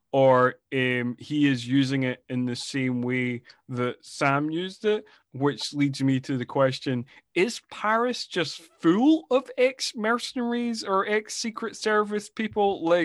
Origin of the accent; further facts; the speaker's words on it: Scotland, United Kingdom; I'm Scottish.